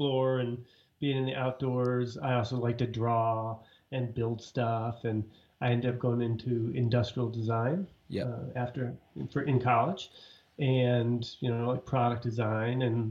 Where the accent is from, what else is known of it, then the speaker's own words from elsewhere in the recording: Ithaca, New York, United States; moved away; I grew up in Ithaca, New York